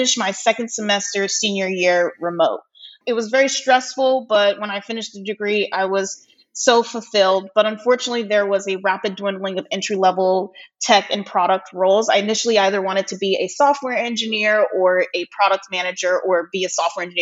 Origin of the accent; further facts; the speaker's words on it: Los Angeles, California, United States; also born or lived in Virginia; I was born and raised in Los Angeles